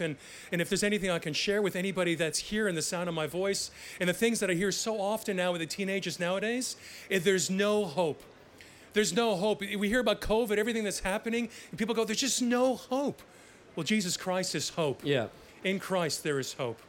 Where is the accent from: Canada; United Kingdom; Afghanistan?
Canada; growing up in Canada